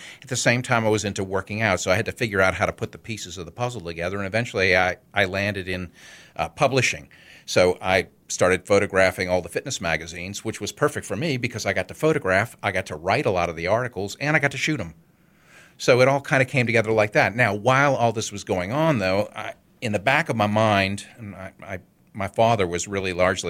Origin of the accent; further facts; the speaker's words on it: New Orleans, Louisiana, United States; also born or lived in Connecticut; Born and raised in New Orleans. Actually, I went to high school in Connecticut, but yeah, I came back to New Orleans and graduated from Tulane.